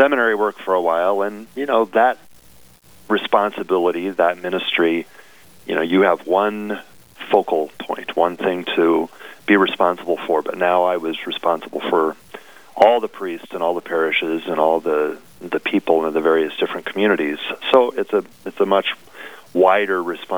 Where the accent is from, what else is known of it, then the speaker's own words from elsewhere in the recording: Nebraska, United States; moved away as an adult; now in Fargo, United States; I was from Nebraska, so I knew Midwest life, I knew rural life